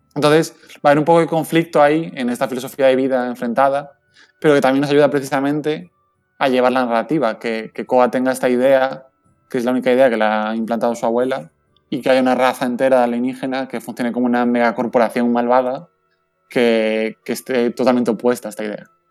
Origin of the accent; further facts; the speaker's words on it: Valencian Community, Spain; aquí en Valencia desde las oficinas, estamos en el puerto, literalmente